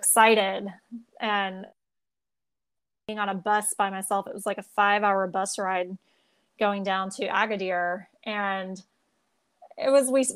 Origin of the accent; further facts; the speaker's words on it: United States; since we're American